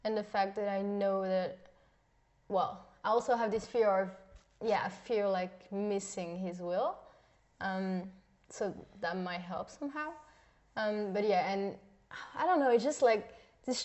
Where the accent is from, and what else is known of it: Switzerland; English is a second language; moved away as an adult; now in Germany